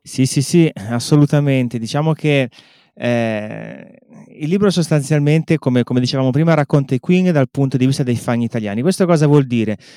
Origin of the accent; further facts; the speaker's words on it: Genoa, Liguria, Italy; io sono genovese